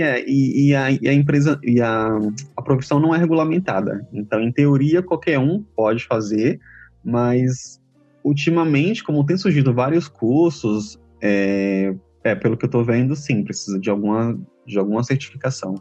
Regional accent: Feira de Santana, Bahia, Brazil; Eu nasci em Feira de Santana, na Bahia, cidade do interior, e foi lá que comecei a estudar inglês

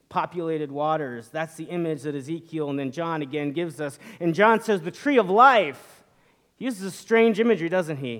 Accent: northern Indiana, United States; now in Atlanta, United States; But I grew up in the Midwest, and in the fall, unlike in Atlanta where the cold weather comes kind of gradually and the leaves change slowly, in northern Indiana

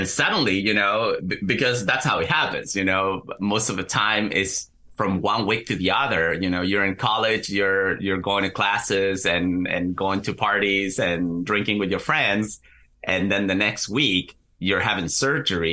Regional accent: Chile; moved away as an adult; also born or lived in Central New Jersey, United States; now in New Jersey, United States; I'm originally from Chile. I moved to the U.S. in 2016 and currently live in Central New Jersey

